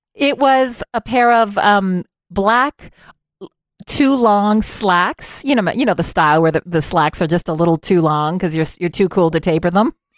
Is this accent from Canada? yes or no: yes; Montreal, Quebec, Canada; also born or lived in Ontario; now in Ottawa, Canada; I would consider my hometown to be Montreal, even though technically I spent my elementary years in Ontario, but I went to high school, Cégep, University of Montreal